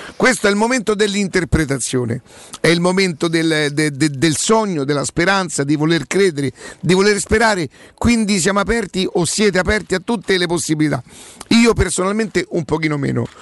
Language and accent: Italian; Rome, Lazio, Italy; also born or lived in Brazil; io so di Roma